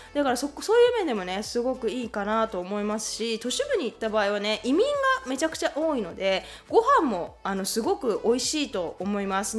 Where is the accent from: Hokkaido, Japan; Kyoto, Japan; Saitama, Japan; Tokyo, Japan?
Saitama, Japan; now in Canada; 埼玉県、埼玉市出身なんですけども